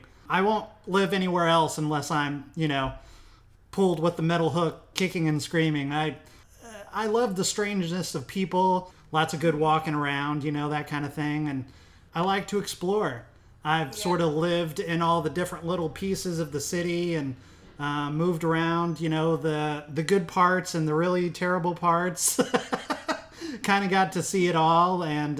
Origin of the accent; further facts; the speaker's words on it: Midwest, United States; I'm from the Midwest, so I have very Midwestern tastes.